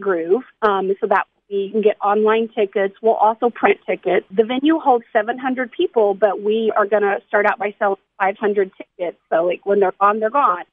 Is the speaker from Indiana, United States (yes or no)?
yes; Greene County, southern Indiana, United States; I am from Greene County, so that's kind of southern Indiana Indiana